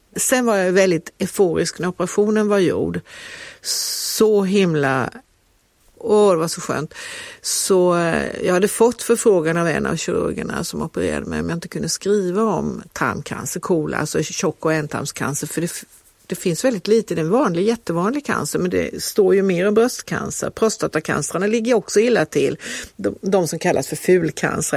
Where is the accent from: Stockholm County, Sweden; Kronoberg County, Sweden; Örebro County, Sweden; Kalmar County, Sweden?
Kalmar County, Sweden; Kalmar; now in Lund, Sweden; när vi växte upp i Kalmar